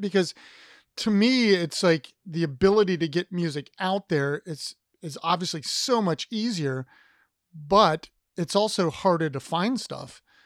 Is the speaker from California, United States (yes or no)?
no; Ohio, United States; moved away as an adult; now in Virginia, United States; I'm from Ohio